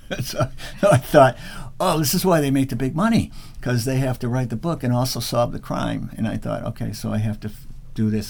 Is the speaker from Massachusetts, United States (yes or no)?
yes; Massachusetts, United States; I grew up in Massachusetts